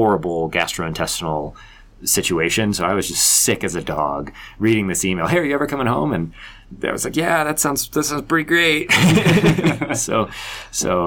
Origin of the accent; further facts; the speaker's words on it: Colorado Springs, Colorado, United States; moved away as an adult; also born or lived in Las Vegas; I grew up in Colorado Springs. I'm a Colorado Springs native